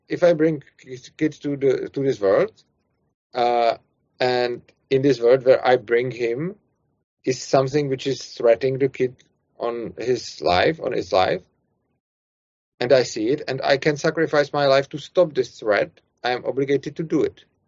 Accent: Czechia; accent: Czech; English is a second language

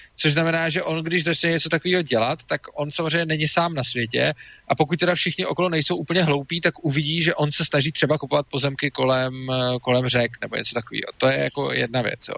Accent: Czechia

